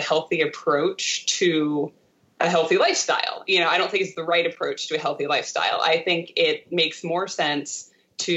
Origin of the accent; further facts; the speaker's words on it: Delaware, United States; where I grew up in Delaware